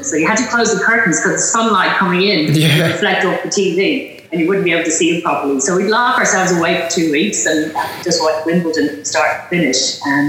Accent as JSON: {"language": "English", "town": "Dublin", "region": "Leinster", "country": "Ireland", "tie": "born or raised there", "moved": "as an adult", "lives_now": "Australia", "said": "I was born in Ireland, in Dublin, and lived there until I was about mid-20s, I think I moved to Australia. Right. Grew up in Dublin"}